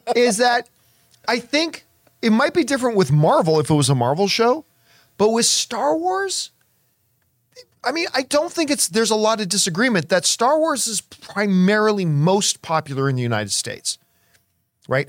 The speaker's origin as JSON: {"language": "English", "town": "Hamilton", "region": "Ontario", "country": "Canada", "tie": "born or raised there", "said": "growing up in Hamilton and the Toronto area"}